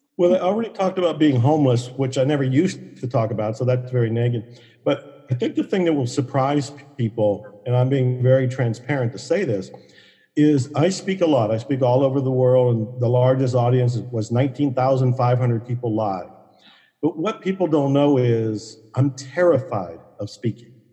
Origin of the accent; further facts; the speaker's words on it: Ohio, United States; moved away as an adult; also born or lived in Dallas, Texas; I was born and raised on Italian food up in Ohio